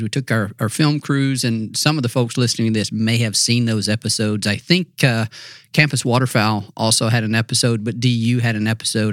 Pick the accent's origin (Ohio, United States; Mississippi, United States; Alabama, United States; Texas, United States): Mississippi, United States; North; I grew up in North Mississippi